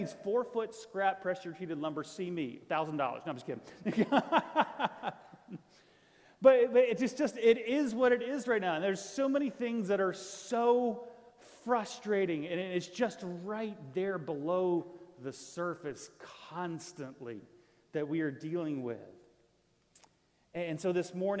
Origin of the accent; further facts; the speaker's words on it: Florida, United States; moved away; I'm from Florida